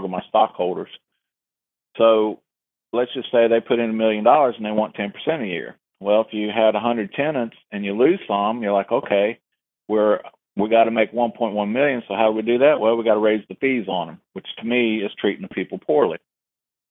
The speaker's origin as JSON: {"language": "English", "region": "Ohio", "country": "United States", "tie": "born or raised there", "moved": "yes", "said": "I grew up on the Ohio River, and Grandma lived across the river in Kentucky."}